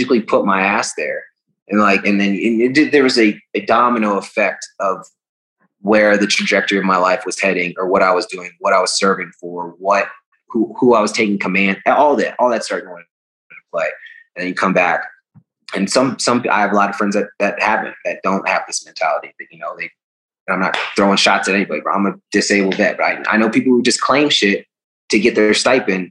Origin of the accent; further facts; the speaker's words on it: United States; being born in our country and raised